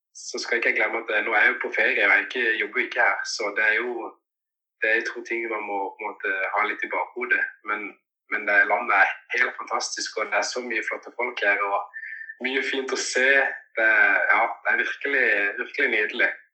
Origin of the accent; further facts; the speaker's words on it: Norway; also born or lived in Cali, Colombia; jeg har fått muligheten til å vokse opp i Norge